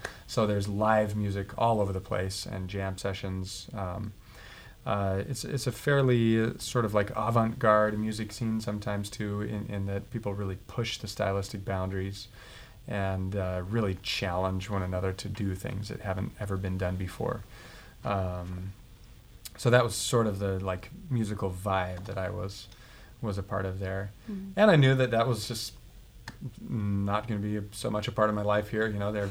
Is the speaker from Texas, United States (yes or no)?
no; Boston, Massachusetts, United States; I came from Boston, and Boston is an extremely musical city